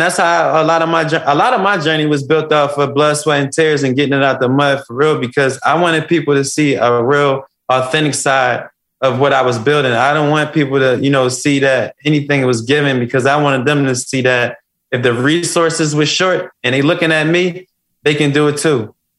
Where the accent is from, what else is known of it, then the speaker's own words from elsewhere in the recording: Philadelphia, Pennsylvania, United States; I come from West Philadelphia. I come from the jungle.